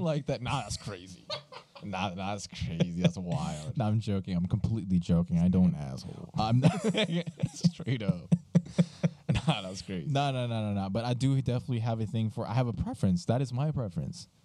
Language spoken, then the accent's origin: English; Colombia; now in United States; we were raised in Colombia, so it's very different over there.